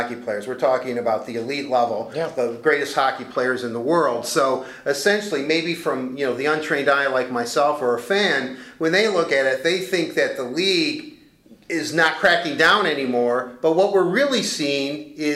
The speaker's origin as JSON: {"language": "English", "town": "Detroit", "region": "Michigan", "country": "United States", "tie": "born or raised there", "said": "I grew up in Detroit"}